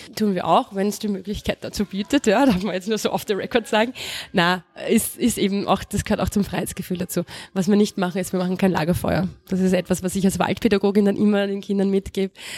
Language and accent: German; Vienna, Austria; also born or lived in El Alto, Bolivia; Ich komme aus der Gegend, aus Aspern